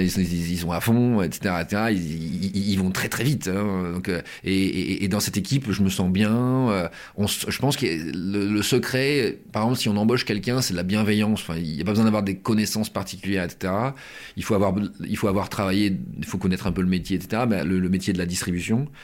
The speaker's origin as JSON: {"language": "French", "area": "Pas-de-Calais", "region": "Hauts-de-France", "country": "France", "said": "Moi, je viens du Pas-de-Calais, hein, je viens de, je viens de, de, de, de cette région"}